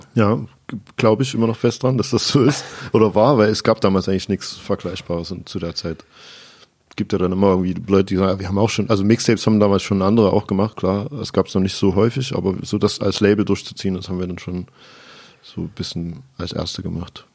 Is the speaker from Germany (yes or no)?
yes; Chemnitz, Saxony, Germany; ich komme aus Chemnitz, wohne da auch immer noch